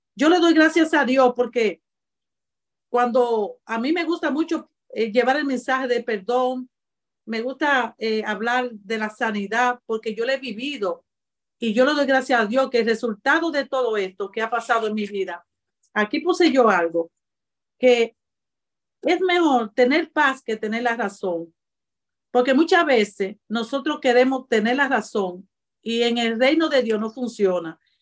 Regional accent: Cibao, Dominican Republic; soy cibaeño y los cibaeños somos así, malos mocanos

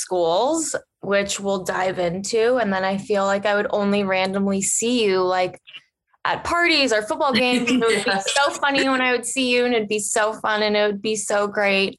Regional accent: Cincinnati, Ohio, United States; We grew up together in Cincinnati, Ohio.

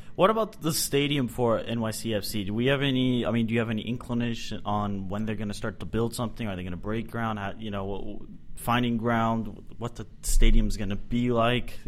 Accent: Boston, Massachusetts, United States; now in Dallas, United States; I'm originally from Boston

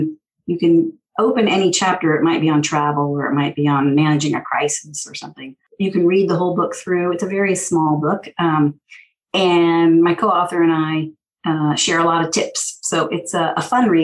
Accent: San Francisco, California, United States; I'm from San Francisco

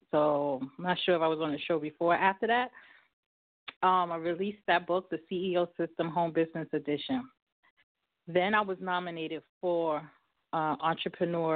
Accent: New York, United States; I'm from New York

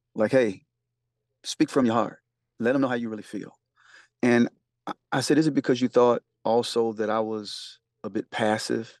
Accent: the South, United States; growing up in the South

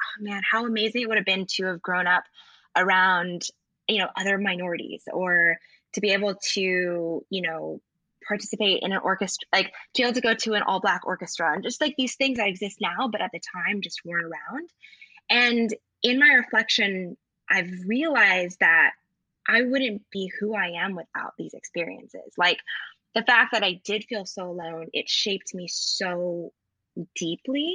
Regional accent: Lincoln, Nebraska, United States; I'm from Lincoln, Nebraska, and I grew up in a really, in a predominantly white area

